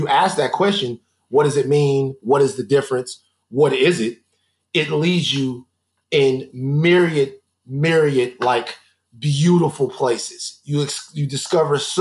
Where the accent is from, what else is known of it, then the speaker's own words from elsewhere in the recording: Baton Rouge, Louisiana, United States; I am from Baton Rouge, Louisiana. And being from Baton Rouge